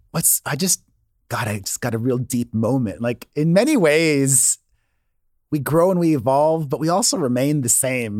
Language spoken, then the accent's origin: English; Miami, Florida, United States; moved away; I grew up in Miami, which is a lot like Los Angeles, and you need a car